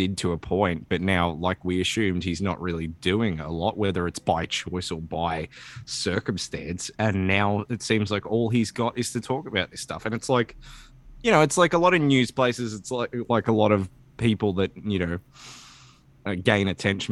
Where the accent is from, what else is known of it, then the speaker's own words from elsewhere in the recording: Australia; I'm Australian